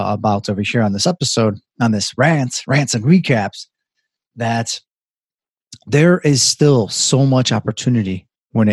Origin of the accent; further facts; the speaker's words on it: Chicago, Illinois, United States; I love it here. It is my hometown